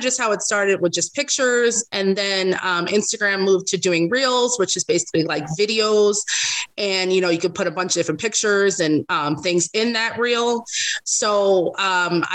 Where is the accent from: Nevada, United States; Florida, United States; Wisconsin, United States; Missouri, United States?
Nevada, United States; Las Vegas; also born or lived in Los Angeles, California; I moved here to Vegas when I was 3. So I've been here ever since.